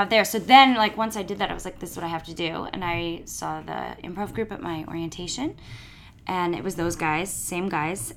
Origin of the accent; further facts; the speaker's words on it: New York, United States; I'm from New York